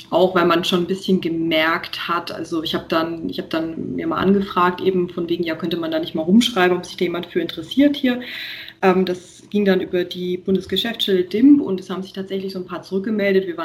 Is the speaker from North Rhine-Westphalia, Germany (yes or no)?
no; Nuremberg, Bavaria, Germany; ich komme halt aus Nürnberg und ich bin halt hier auch immer gefahren und fahre halt auch hier primär.